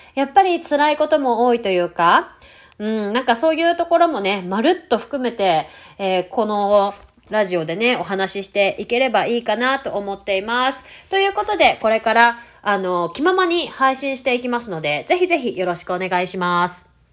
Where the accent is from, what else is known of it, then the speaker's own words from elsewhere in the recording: Tokyo, Japan; moved away as an adult; also born or lived in Louisiana / Ohio; now in Georgia, United States; 東京出身なんですけど